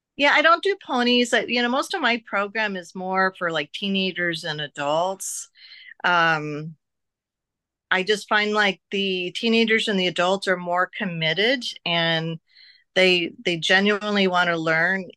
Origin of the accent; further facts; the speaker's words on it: Oregon, United States; now in Las Vegas, United States; I'm from Oregon where we had so much country and open space and trails and woods